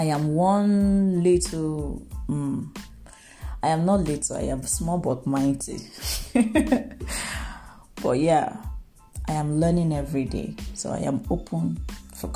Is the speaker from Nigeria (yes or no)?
yes; Nigeria; I am a Nigerian.